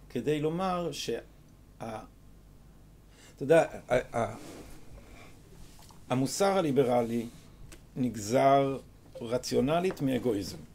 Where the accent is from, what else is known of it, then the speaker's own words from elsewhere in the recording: Jerusalem, Jerusalem District, Israel; אני בקריית מנחם. אבל אני שייך לחוגי אה, רחביה.